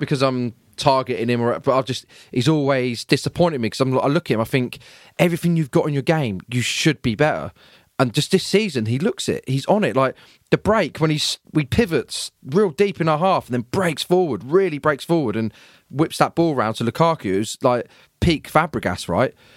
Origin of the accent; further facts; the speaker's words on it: Peterborough, East of England, United Kingdom; growing up in Peterborough, my family were the only Chelsea fans.